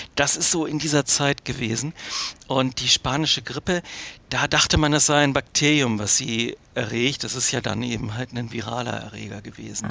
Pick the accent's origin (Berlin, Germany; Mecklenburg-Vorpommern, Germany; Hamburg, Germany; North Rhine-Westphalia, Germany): Hamburg, Germany; meine Heimatstadt Hamburg